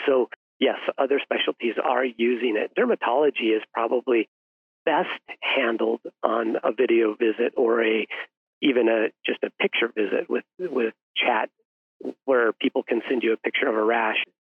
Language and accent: English; Salida, Colorado, United States; went back to my hometown in Salida, Colorado, a town of about 5,000 people.